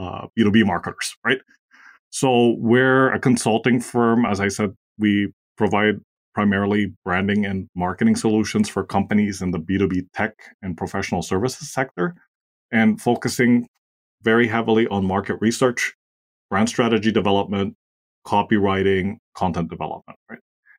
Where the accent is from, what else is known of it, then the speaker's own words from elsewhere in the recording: Austria; English is a second language; moved away; also born or lived in Asia; I'm originally from Austria. So for those of you who don't know where that is, it's a small German-speaking country in Central Europe. And I've had the privilege of spending most of my life abroad, mostly in Asia.